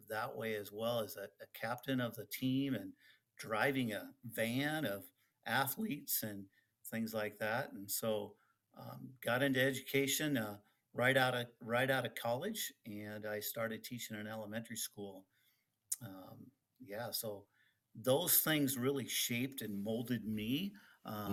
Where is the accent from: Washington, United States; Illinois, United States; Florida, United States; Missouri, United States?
Washington, United States; Oak Harbor; first language Dutch; English is a second language; now in Ontario, California, United States; I grew up in Oak Harbor, Washington